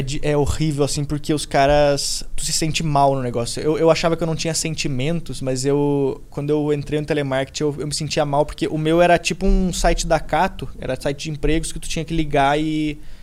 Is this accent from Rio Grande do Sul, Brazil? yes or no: yes; Rio Grande do Sul, Brazil; moved away as an adult; now in São Paulo, Brazil; me mudei pra cá, sou gaúcho, tô morando aqui